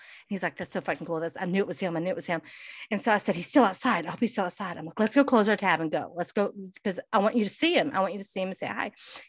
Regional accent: Dallas, Texas, United States; moved away; we just moved here, but originally we're from Dallas, but we're here now.

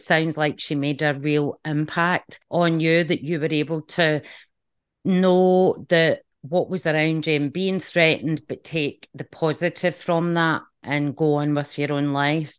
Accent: just outside Glasgow, Scotland, United Kingdom; when I was growing up, um, just outside Glasgow

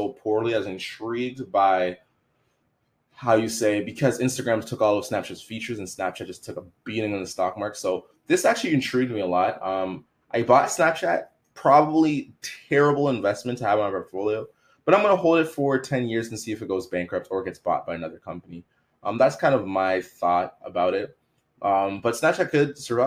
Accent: Canada; I'm from Canada.

